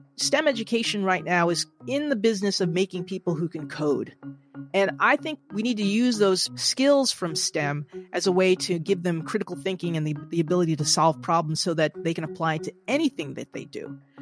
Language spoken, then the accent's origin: English; New Jersey, United States; my home state of New Jersey